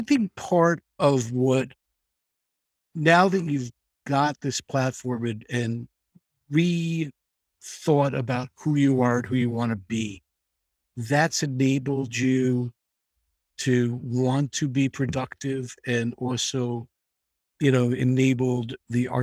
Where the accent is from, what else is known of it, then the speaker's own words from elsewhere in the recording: New York City, New York, United States; I grew up in the Bronx while the Bronx was burning